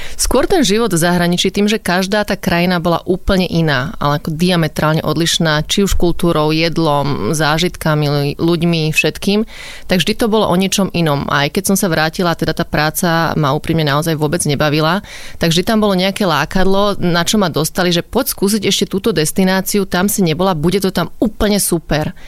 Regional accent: Bratislava, Bratislava Region, Slovakia; Ja som už z Bratislavy, ale moja mamina pochádza zo Zlatých Moraviec a otec je z Komárna

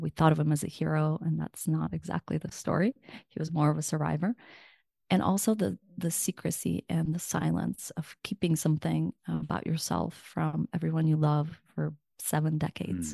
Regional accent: Ukraine; first language Russian; English is a second language; now in United States; Russian is my na-, native language, even though I was born in Ukraine

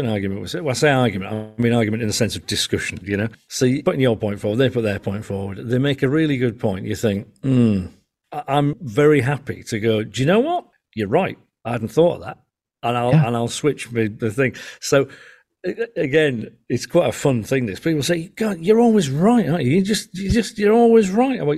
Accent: Yorkshire and the Humber, United Kingdom; I'm a Yorkshireman, right? And we're famous for having an opinion on everything

